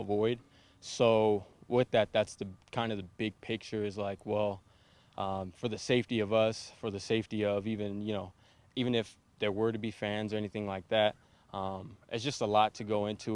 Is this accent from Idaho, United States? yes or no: no; San Bernardino, California, United States; now in Minnesota, United States; I'm originally from San Bernardino